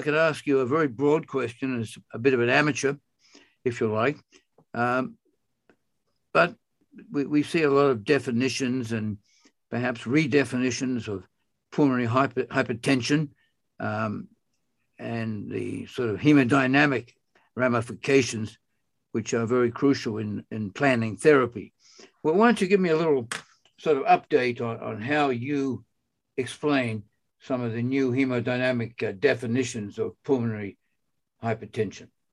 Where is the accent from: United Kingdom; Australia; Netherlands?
Australia; I'm from Australia